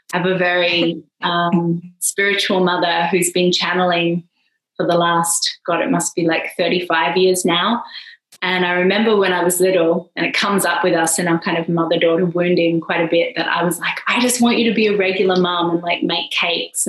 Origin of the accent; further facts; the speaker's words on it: Perth, Western Australia, Australia; moved away as an adult; now in Ibiza, Spain; I'm Australian, as you've probably heard. I'm from way over the West Coast from Perth